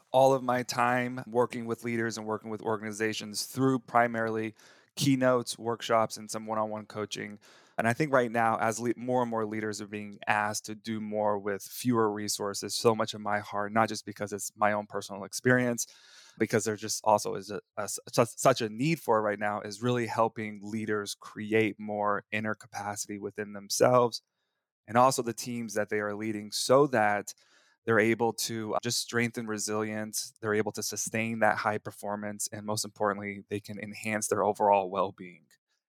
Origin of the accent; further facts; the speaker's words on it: Texas, United States; I remember when I was 7 years old, growing up in Texas, I was playing in the community all-star flag football championship.